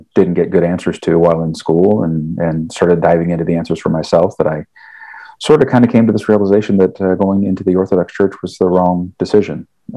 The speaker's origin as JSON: {"language": "English", "area": "Cincinnati area", "region": "Northern Kentucky", "country": "United States", "tie": "born or raised there", "said": "I'm a native of Northern Kentucky, so I grew up in the Cincinnati area."}